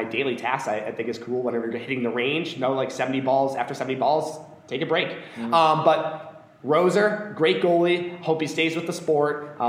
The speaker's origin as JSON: {"language": "English", "town": "Chicago", "region": "Illinois", "country": "United States", "tie": "born or raised there", "said": "being back in my hometown doing the same things I was doing in high school is definitely a trip."}